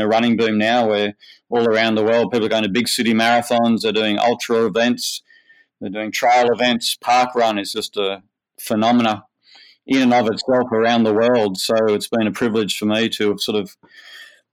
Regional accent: Manly, New South Wales, Australia; I grew up in Manly, and I went to Manly Boys High School

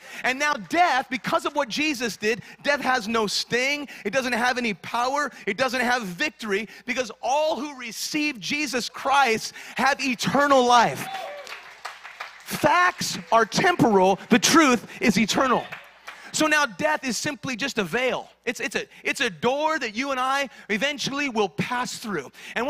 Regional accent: Kingman, Arizona, United States; now in Southern California, United States; When we came here to Southern California, we came from Kingman, Arizona. Some of you don't even know where that is. Don't visit it, all right?

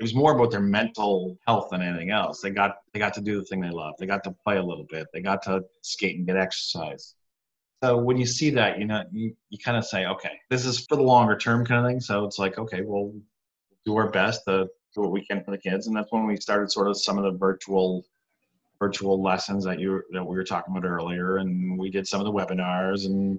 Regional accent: Canada; moved away as an adult; now in New York, United States; I'm from Canada originally

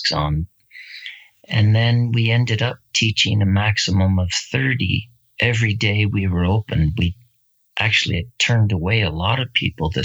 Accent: Barrie, Ontario, Canada; I'm from Barrie, Ontario, Canada, and I'm a riding instructor.

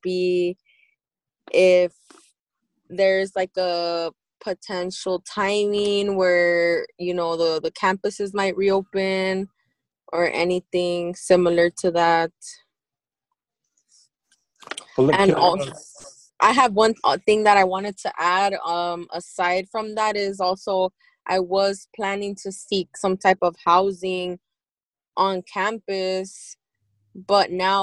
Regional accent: Los Angeles, California, United States; I'm born and raised in Los Angeles

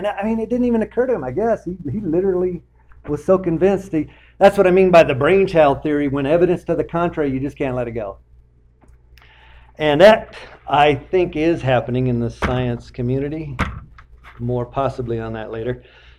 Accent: Michigan, United States; them in Michigan. I'm from Michigan. I got gypped. Should have went to the UP.

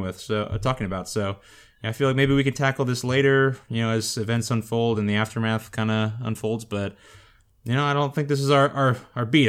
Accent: Florida, United States; in my home state near my hometown in Florida.

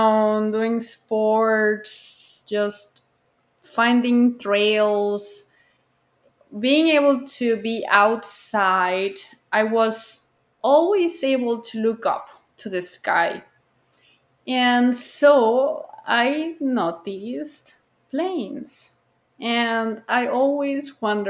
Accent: Guadalajara, Jalisco, Mexico; I grew up near the International Airport of Guadalajara

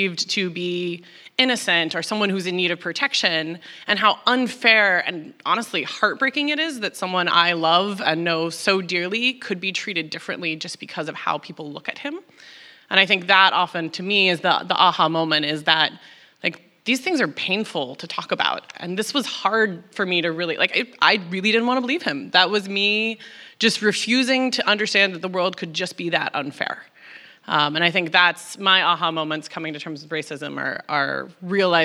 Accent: Texas, United States; moved away as an adult; now in New York, United States; I grew up in Texas

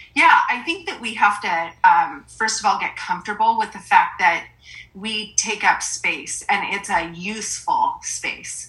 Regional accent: Forks, Washington, United States; I am from originally from Forks, Washington, so tiny town

